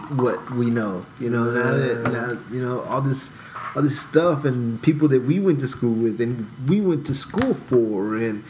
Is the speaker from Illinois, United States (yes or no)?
no; Houston, Texas, United States; I grew up in Houston. I grew up I lived in the South Side. I went to school in Montrose and River Oaks